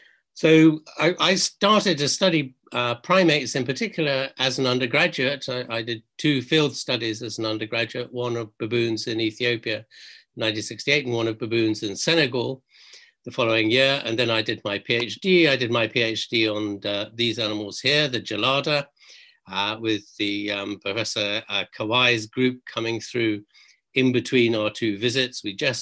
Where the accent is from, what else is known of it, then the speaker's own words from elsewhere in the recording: Tanga Region, Tanzania; moved away; One is I grew up in East Africa in this place called Tangup here on the top right-hand corner of mainland Tanzania, Tanganyika as it was then.